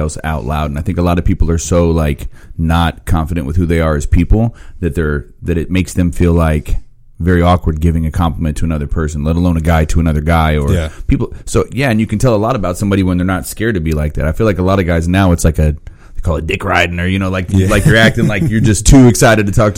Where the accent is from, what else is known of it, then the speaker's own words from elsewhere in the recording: Phoenix, Arizona, United States; moved away; also born or lived in Indiana; where I grew up at in Phoenix